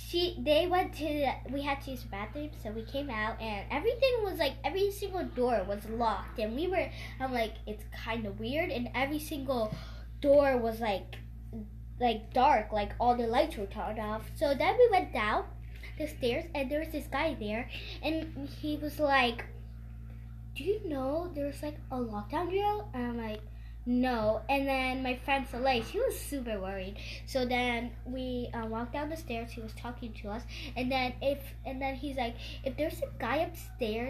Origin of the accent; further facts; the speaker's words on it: New Jersey, United States; I was born in New Jersey